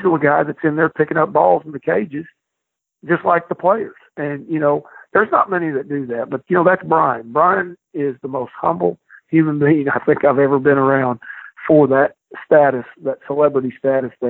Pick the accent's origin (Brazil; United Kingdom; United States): United States; Midwest; moved away; I'm from the Midwest